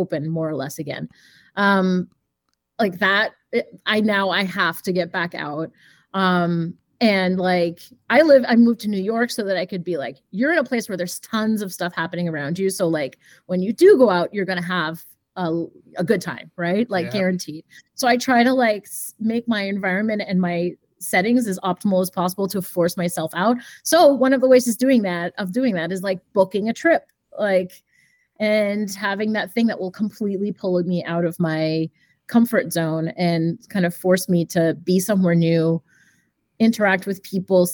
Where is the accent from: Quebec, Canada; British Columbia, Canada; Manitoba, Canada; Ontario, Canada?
Quebec, Canada; Montreal; moved away; also born or lived in Boston; I go to Montreal all the time, cause that's my hometown